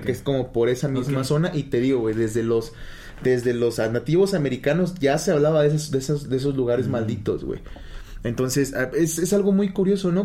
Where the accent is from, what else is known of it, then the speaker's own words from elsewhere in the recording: Mexico; nosotros somos de México